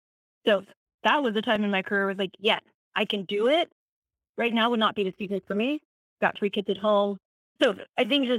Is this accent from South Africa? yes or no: yes; South Africa; I'm not from Gap. I grew up in South Africa.